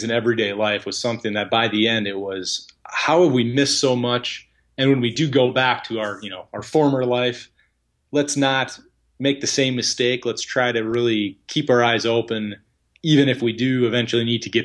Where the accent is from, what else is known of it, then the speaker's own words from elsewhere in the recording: United States; as an American